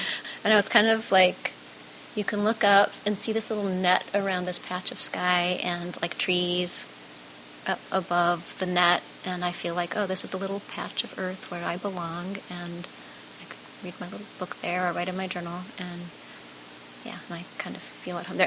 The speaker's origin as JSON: {"language": "English", "town": "Anchorage", "region": "Alaska", "country": "United States", "tie": "born or raised there", "moved": "as an adult", "lives_now": "Chicago, United States", "said": "I grew up in Anchorage, Alaska, and came to the Chicago area to go to college"}